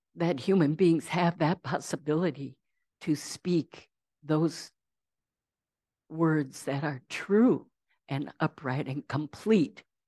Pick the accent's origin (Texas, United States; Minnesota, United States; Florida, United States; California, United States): Minnesota, United States; Saint Paul; I grew up in Saint Paul.